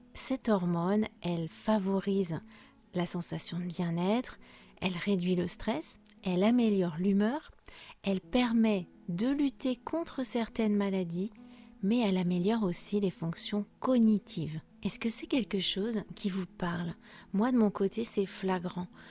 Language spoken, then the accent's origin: French; France; je suis française